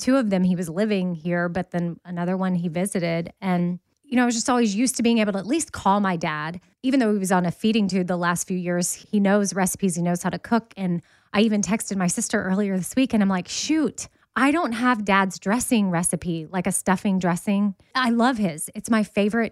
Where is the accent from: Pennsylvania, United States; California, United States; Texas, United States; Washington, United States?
Texas, United States; I'm from Texas